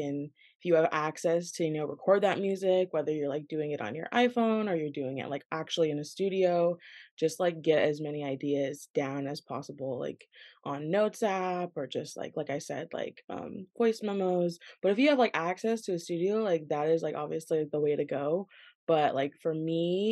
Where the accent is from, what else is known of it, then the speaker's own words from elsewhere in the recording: Washington, United States; I'm from Washington, the rainy state, and I actually grew up in a small town about like 2 hours north of Seattle